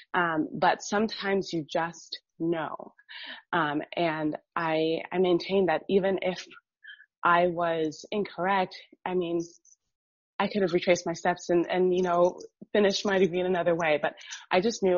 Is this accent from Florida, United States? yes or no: yes; Miami, Florida, United States; I grew up in Miami and Miami is super diverse